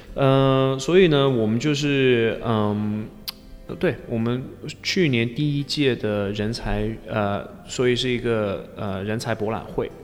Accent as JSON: {"language": "Chinese", "town": "Leicester", "region": "East Midlands", "country": "United Kingdom", "also_born_or_lived": "Chengdu, China / Chongqing, China", "second_language": "Chinese", "moved": "as an adult", "lives_now": "Taiwan", "said": "我来自英国的莱斯特城"}